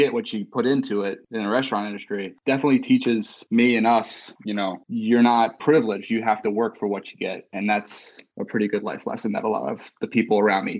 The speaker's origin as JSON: {"language": "English", "town": "Peachtree City", "region": "Georgia", "country": "United States", "tie": "born or raised there", "said": "growing up in Petrie City, Georgia, at a pretty privileged school at Stars Mill"}